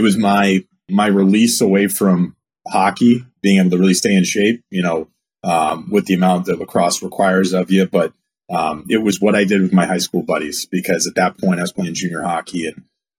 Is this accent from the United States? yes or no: yes; New England, United States; also born or lived in Wisconsin, United States; I was born in Wisconsin, lived there until 1990, so first 5 years of my life, and then we moved back to New England.